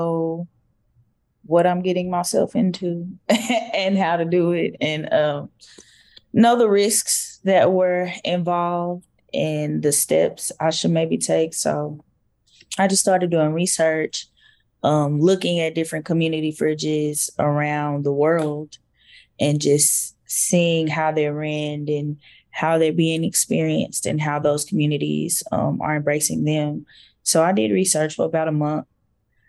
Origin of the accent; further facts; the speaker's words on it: Fort Worth, Texas, United States; I'm from the Stop Six Projects, and so I know what food insecurity looks like